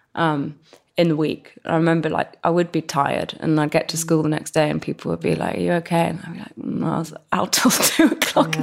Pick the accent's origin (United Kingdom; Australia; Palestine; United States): United Kingdom; London; growing up in West London